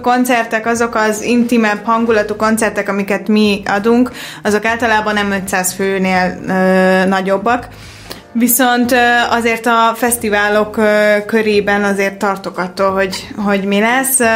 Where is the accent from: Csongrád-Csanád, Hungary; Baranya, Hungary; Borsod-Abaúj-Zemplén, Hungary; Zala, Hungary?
Borsod-Abaúj-Zemplén, Hungary; Miskolc; moved away as an adult; also born or lived in Budapest; én Miskolcon születtem, ott is nőttem föl